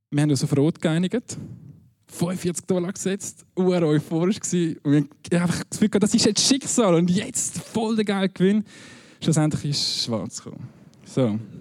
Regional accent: Winterthur, Zurich, Switzerland; Ich bin in Winterthur aufgewachsen

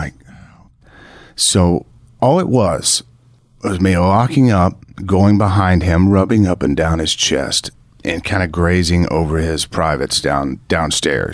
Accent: Texas, United States; I'm from Texas. I was raised kind of in the country and things like that. So I'm a country boy.

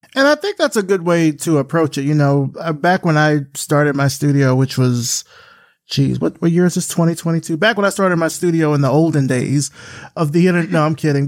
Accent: Selma, Alabama, United States; I grew up in Selma from Alabama, South Central Alabama

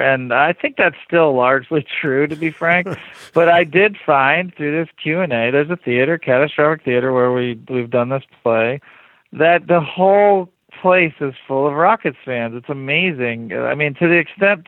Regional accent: rural Ohio, United States; also born or lived in Wisconsin; I'm from rural Ohio. I was born in Wisconsin

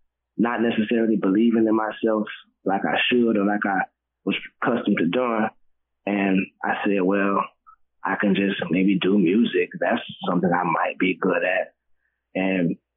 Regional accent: the South, United States; now in Atlanta, United States; we're from the South

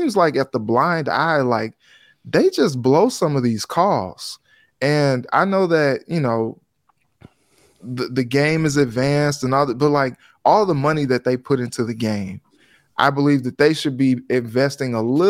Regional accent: Cincinnati, Ohio, United States; I still, you know, I came from Cincinnati. I have so many Cincinnati folks on my timeline

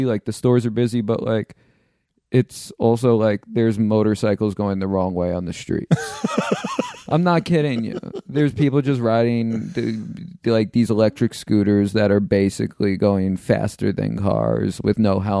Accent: New York City, New York, United States; I moved back into Queens. Like I'm from Queens, New York, and I lived in this town, Queens Village, which is like 45 minutes outside the city.

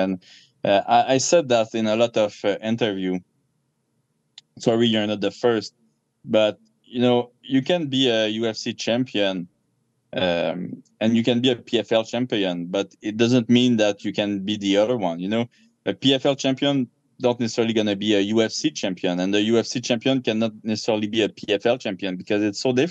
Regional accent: Canada; I'm a Canadian gangster

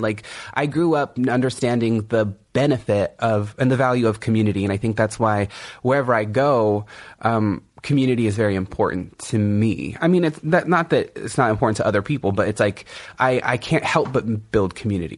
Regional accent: Kumeyaay Nation, Southern California, United States; I'm from the Kumeyaay Nation in Southern California.

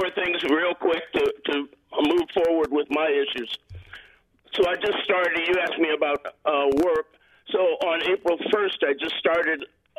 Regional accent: Pasadena, California, United States; also born or lived in Chicago; I grew up in Pasadena, although I was born in Chicago.

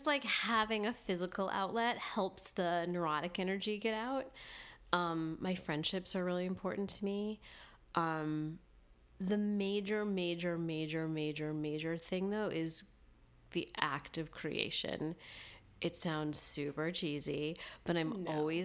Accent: Libertyville and Northbrook, Illinois, United States; also born or lived in suburbs of Detroit, Michigan / New York; when I was 10 and a half, my mom remarried and we moved to Libertyville, Illinois

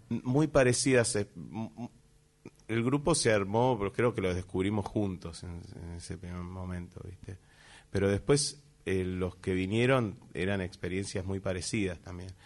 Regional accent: Buenos Aires, Argentina; siendo porteños desde acá

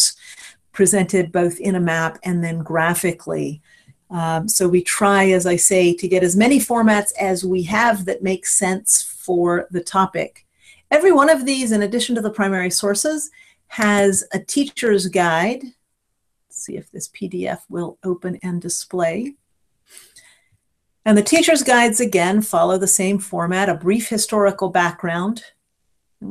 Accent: Cleveland, Ohio, United States; I grew up near Cleveland, Ohio

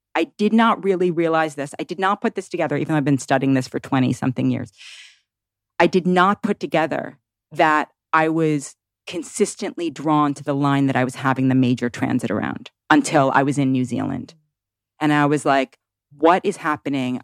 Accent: New York City, New York, United States; born or raised there; moved away as an adult; now in Tennessee, United States

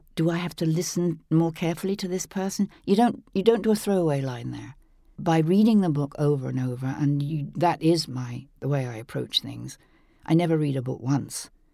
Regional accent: England, United Kingdom; growing up in England

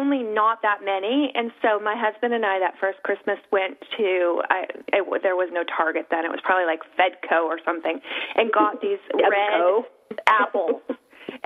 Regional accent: Northern California, United States; I grew up in Northern California

